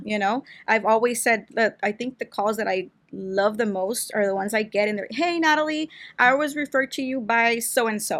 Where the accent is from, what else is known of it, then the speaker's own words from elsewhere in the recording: Brawley, California, United States; I wasn't born here, but I was raised here